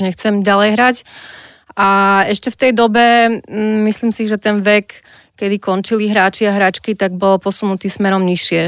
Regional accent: Nové Zámky, Nitra Region, Slovakia; ja som z Nových zámkov a tam bol tenis eh, celkom silný šport

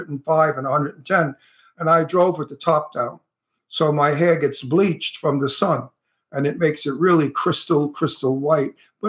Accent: New York City, New York, United States; moved away as an adult; also born or lived in Long Island, New York; I'm a New Yorker and I miss my friends and I miss my accent and I miss my surroundings. I miss the ocean, and I'm used to being, you know, I was born in Brooklyn, but I grew up the end of my life on Long Island.

